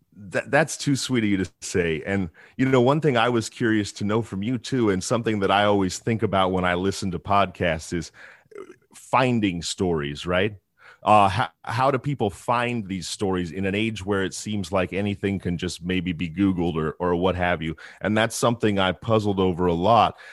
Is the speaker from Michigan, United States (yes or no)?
no; Northern California, United States; I grew up in Northern California in the middle of the woods, off the power grid